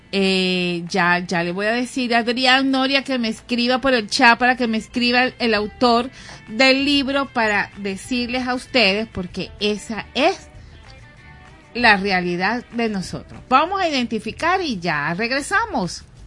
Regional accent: Guatire, Miranda, Venezuela; moved away as an adult; now in Caracas, Venezuela; yo eh, vengo de Guatire

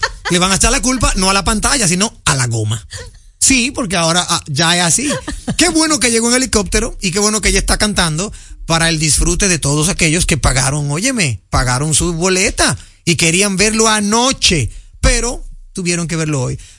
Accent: Dominican Republic; como dominicano, no se siente mal

